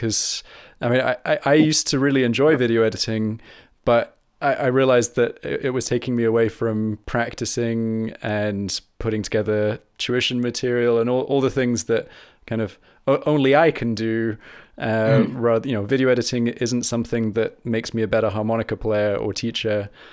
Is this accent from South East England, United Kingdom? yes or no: yes; South East England, United Kingdom; born there; also born or lived in Argentina / France; So I was born in Kent, not too far from where you are, and then moved to Argentina, And then moved back to England, and then went to France for the biggest chunk of my schooling